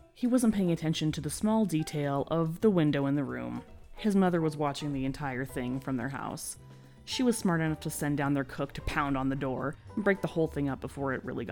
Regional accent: California, United States; moved away; I grew up in California

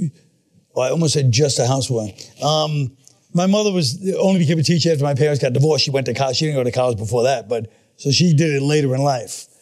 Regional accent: New York City, New York, United States; also born or lived in Manhattan, New York / Astoria, Queens; I grew up in Flatbush, then Park Slope, then Bensonhurst

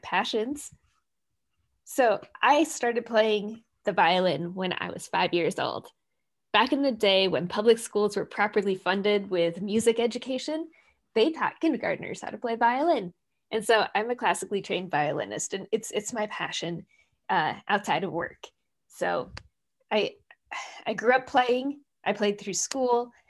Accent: Minnesota, United States; moved away as an adult; now in Seattle, United States; I grew up in Minnesota

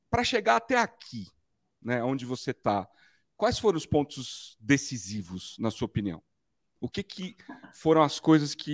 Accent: Rio de Janeiro, Brazil; Eu sou arroz de fé. Eu sou carioca.

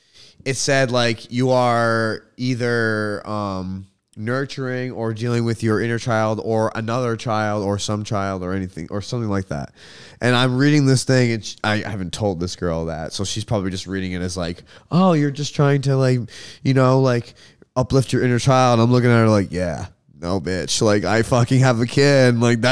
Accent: Rhode Island, United States; born there; I was born in Kent County Hospital at fucking 11 a.m.

